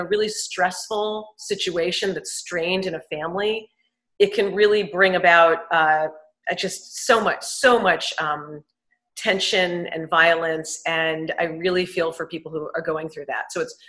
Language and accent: English; New York City, New York, United States; moved away; I grew up on the Upper East Side in Manhattan